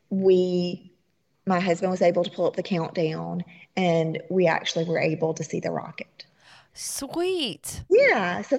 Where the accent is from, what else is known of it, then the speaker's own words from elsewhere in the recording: the South, United States; And very New Orleans feel. Uh huh. We're from the South, so you know, kind of felt right at home.